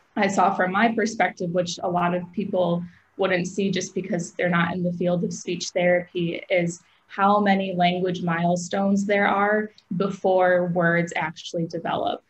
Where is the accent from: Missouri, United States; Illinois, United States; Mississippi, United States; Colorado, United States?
Illinois, United States; Aurora; moved away as an adult; also born or lived in Cleveland, Ohio; I grew up in Aurora, Illinois